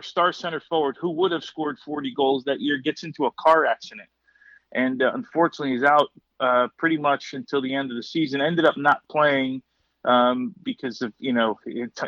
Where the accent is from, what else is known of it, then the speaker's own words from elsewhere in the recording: Kearny, New Jersey, United States; that's kind of the era that we grew up in Kearney